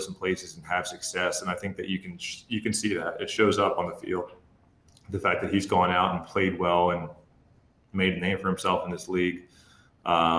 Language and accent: English; New Jersey, United States; moved away; where I grew up down in South Jersey